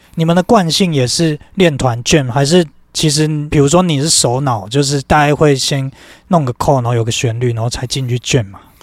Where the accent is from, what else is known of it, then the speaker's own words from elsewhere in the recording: Kaohsiung, Taiwan; moved away as an adult; now in Taipei, Taiwan; 我后来发现我们都是高雄人呢